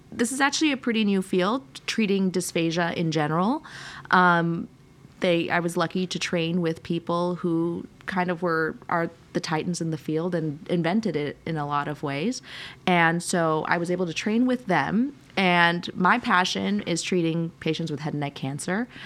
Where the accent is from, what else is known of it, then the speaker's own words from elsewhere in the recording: United States; We grew up kind of all over the United States, um, but uh, most recently, my parents are in New York, and I did a lot of my training on the East Coast.